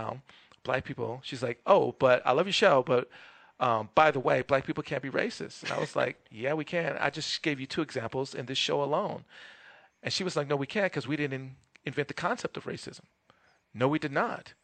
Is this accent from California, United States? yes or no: yes; Los Angeles, California, United States; I'm from Los Angeles